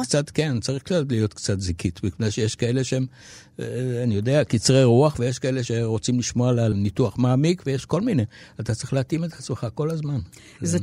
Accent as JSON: {"language": "Hebrew", "town": "Tel Aviv", "region": "Tel Aviv District", "country": "Israel", "said": "אני כאן, אני מפה"}